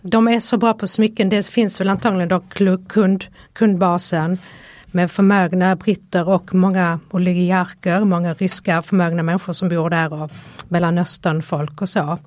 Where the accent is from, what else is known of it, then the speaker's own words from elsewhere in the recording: Helsingborg, Skåne, Sweden; now in Stockholm, Sweden; kommer ju från Helsingborg